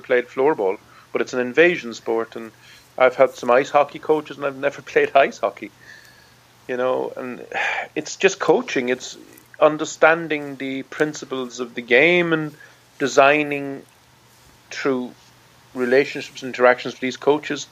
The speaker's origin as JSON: {"language": "English", "country": "Ireland", "said": "I'm from Ireland. I've played Gaelic football since I'm 8."}